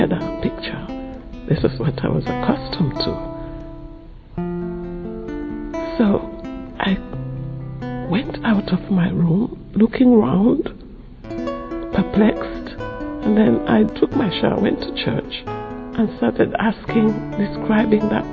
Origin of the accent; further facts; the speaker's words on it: Sierra Leone; now in London, United Kingdom; I come from Sierra Leone and I live in London